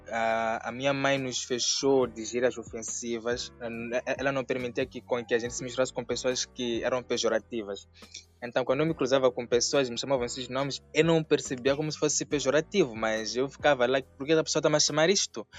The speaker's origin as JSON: {"language": "Portuguese", "country": "Mozambique", "said": "sou moçambicano, sou drag queen"}